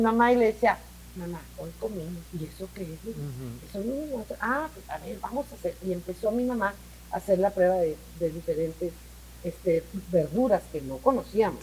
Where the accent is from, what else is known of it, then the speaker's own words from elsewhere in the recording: Mexico City, Mexico; Nosotros crecimos en el DF, pero éramos provincianos